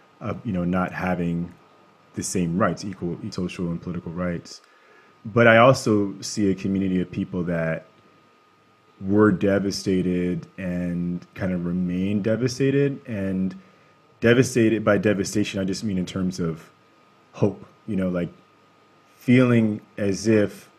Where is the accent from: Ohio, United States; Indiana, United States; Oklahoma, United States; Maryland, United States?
Maryland, United States; Baltimore; now in California, United States; growing up in Baltimore, I was very fortunate